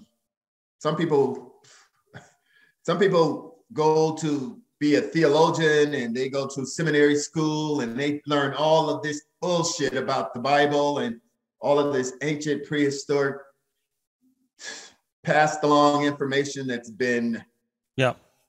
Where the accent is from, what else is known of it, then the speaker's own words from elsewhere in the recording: St. Louis, Missouri, United States; in my hometown of St. Louis, Missouri